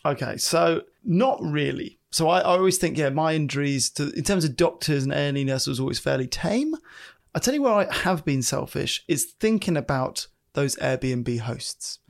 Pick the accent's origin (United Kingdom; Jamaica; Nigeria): United Kingdom; I'm British